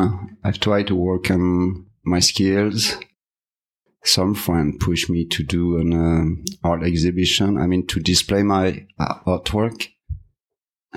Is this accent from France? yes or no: yes; Bellac, Nouvelle-Aquitaine, France; English is a second language; moved away as an adult; now in United States; I'm a French artist, specialized in automotive art, mostly sculptures. I was born in France in 1970 in a small town of Bellac, and I moved to USA in 2015